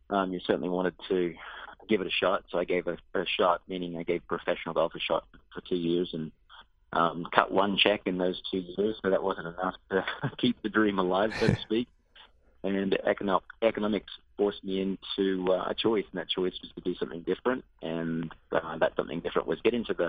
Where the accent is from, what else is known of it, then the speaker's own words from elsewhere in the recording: Australia; moved away as an adult; Growing up in Australia, I had visions of playing professional Aussie rules football